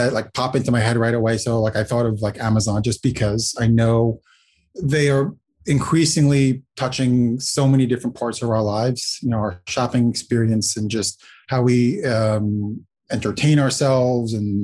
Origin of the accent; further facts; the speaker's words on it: Latvia; now in New York City, United States; I was born in Latvia.